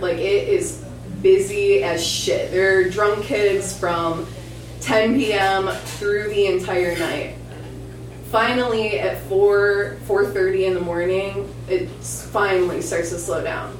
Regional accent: Michigan, United States; moved away; also born or lived in Ypsilanti, Michigan; I'm from Michigan

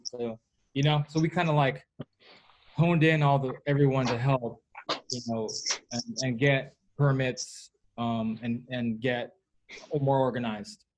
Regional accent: Bay Area, California, United States; in the Bay Area, my hometown

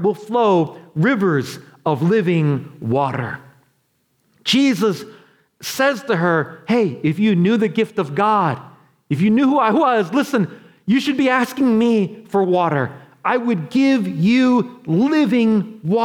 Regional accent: New York, United States; I'm from New York

